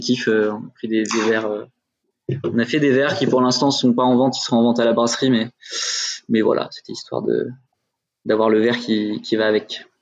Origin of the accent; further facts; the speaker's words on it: Dijon, Bourgogne-Franche-Comté, France; je viens de Dijon